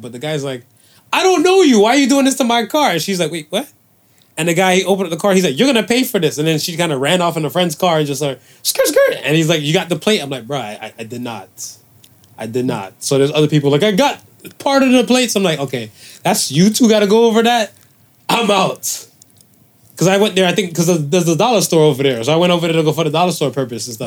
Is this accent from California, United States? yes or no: no; Cleveland, Ohio, United States; now in Toronto, Canada; I'm from Cleveland